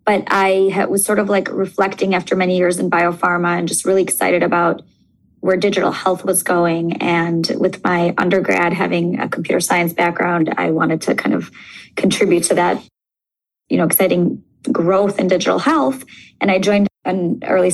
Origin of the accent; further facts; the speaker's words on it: Moscow, Russia; moved away; I grew up in Moscow in Russia